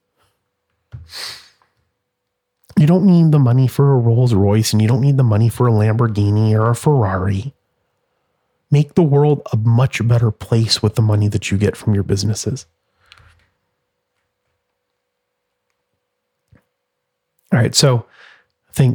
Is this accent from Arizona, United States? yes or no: yes; Phoenix, Arizona, United States; this great city and this great state and the people that are in the state and my hometown